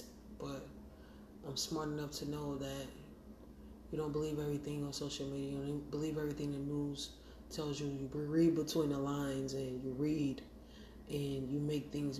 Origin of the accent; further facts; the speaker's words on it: Montgomery, Alabama, United States; now in Syracuse, United States; I grew up in Montgomery, Alabama, and I live in Syracuse, New York